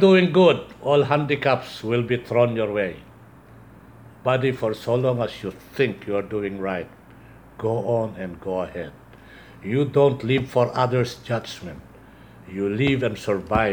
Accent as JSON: {"language": "English", "country": "Philippines", "said": "we are Filipino"}